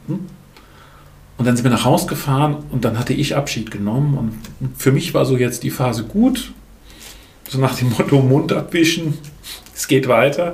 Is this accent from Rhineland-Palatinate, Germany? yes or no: yes; Lahnstein, Rhineland-Palatinate, Germany; now in Urbar, Germany; Bin aufgewachsen ursprünglich in Lahnstein, bin da auch in der Großfamilie groß geworden